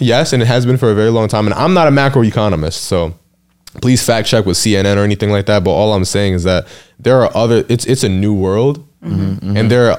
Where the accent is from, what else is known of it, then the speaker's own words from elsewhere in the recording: New York City, New York, United States; I'm born and raised in New York, lived here all my life, Brooklyn.